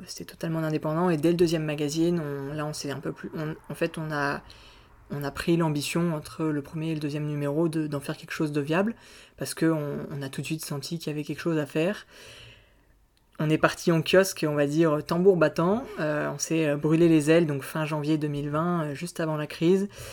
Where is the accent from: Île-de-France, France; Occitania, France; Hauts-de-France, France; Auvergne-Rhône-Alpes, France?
Auvergne-Rhône-Alpes, France; moved away as an adult; now in Aix-en-Provence, France; je viens d'Auvergne, je suis né en Auvergne